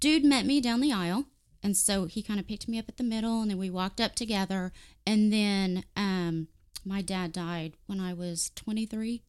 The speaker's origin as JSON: {"language": "English", "town": "Warren", "country": "United States", "tie": "born or raised there", "said": "I grew up in Warren"}